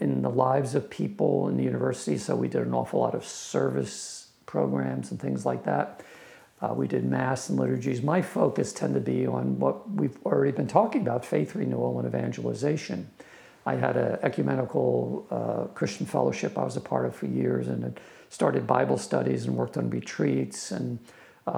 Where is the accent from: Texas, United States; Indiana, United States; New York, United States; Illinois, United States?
New York, United States; now in Philadelphia area, United States; I grew up in New York and I had favorite teams in New York